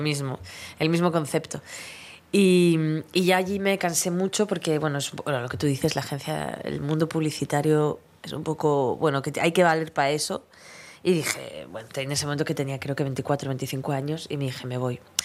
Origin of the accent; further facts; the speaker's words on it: Vitoria, Basque Country, Spain; moved away; yo, yo soy de Vitoria